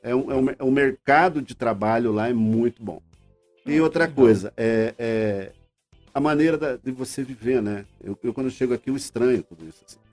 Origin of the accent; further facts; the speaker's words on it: Paraná, Brazil; moved away as an adult; also born or lived in Grande Vitória, Espírito Santo; now in Vitória, Brazil; sou paranaense nascido e criado aqui em Oficina